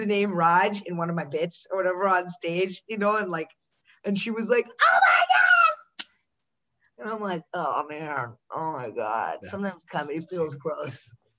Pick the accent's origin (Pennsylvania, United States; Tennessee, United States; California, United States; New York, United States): Pennsylvania, United States; Pittsburgh; born there; I was born in Pittsburgh.